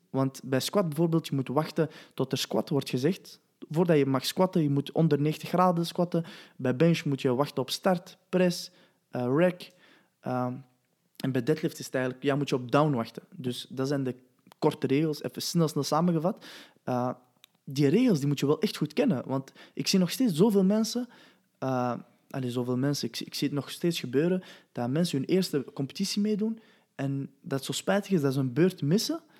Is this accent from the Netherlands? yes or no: no; Belgium; Wauw, man, ik kom van België.